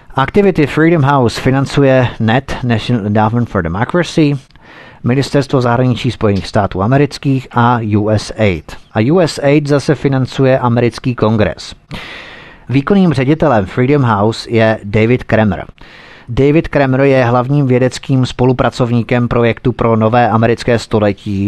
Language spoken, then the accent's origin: Czech; Czechia; my Češi jsme skromný národ